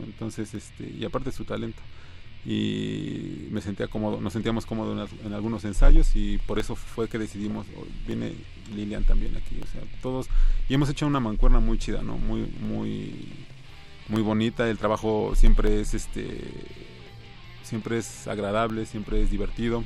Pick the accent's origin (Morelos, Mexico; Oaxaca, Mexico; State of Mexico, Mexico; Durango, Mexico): State of Mexico, Mexico; Tecámac; yo soy de Tecama, que Estado de México